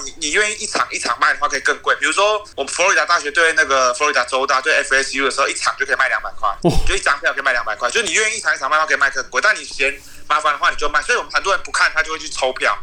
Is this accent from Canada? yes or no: no; Taiwan; 就是跟我们台湾人想象那种